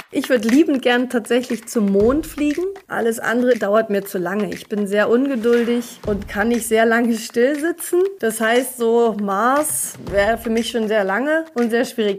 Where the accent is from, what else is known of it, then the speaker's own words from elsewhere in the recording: East Germany, Germany; ich bin ja in Ostdeutschland geboren